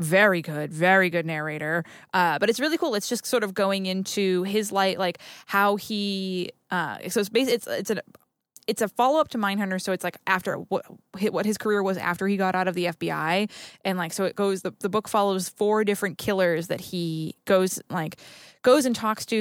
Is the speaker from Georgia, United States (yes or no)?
no; Haverhill, Massachusetts, United States; the town that I'm from in Massachusetts, um, Haverhill and Bradford